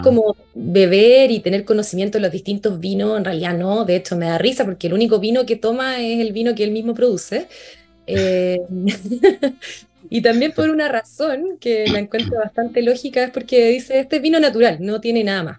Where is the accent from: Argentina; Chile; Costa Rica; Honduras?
Chile; Curacaví, Santiago Metropolitan Region; moved away as an adult; also born or lived in Viña del Mar / Valparaíso; nací en Curacaví, mi familia se trasladó desde Santiago hacia Curacaví, así que ahí pasé los primeros 18 años de mi vida.